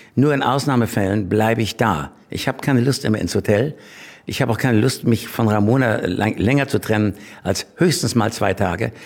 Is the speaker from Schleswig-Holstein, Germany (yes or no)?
yes; Schleswig-Holstein, Germany; ich bin in Schleswig-Holstein groß geworden